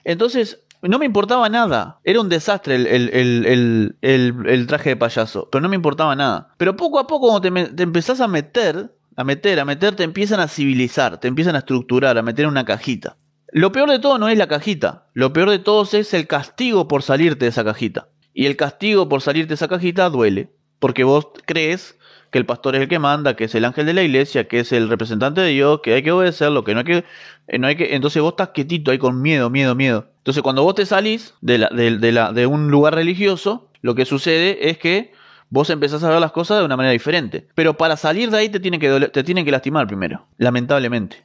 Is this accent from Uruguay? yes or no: yes; Uruguay; yo también soy de Uruguay, Mercedes, así que estamos acá cerquita